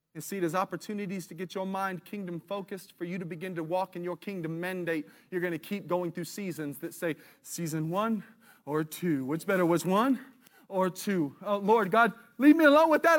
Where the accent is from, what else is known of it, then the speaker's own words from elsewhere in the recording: United States; I'm as American as you can get